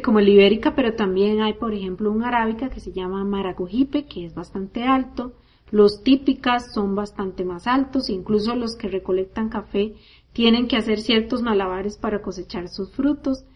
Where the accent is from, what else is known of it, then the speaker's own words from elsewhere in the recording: Costa Rica; Yo crecí en Costa Rica